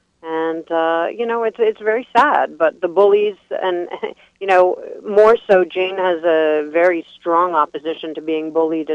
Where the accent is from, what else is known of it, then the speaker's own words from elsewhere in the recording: Jerusalem, Jerusalem District, Israel; I grew up in Jerusalem, and that's kind of my background. I'm Jewish. I grew up in a Zionist home